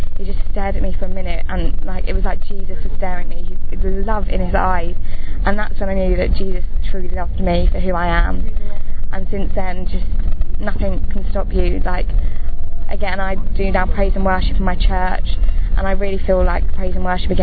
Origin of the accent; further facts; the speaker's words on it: London, United Kingdom; I'm 18 and I'm from London